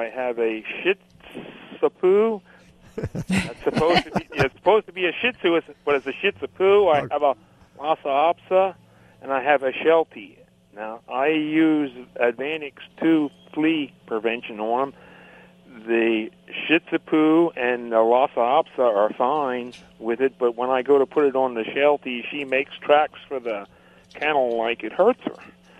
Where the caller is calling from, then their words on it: Reading, Pennsylvania, United States; Reading, Pennsylvania.